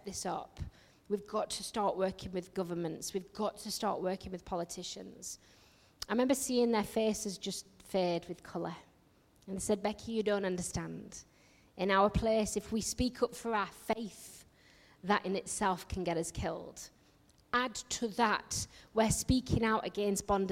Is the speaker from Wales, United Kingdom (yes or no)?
no; Yorkshire and the Humber, United Kingdom; accent: northerner; I come from Yorkshire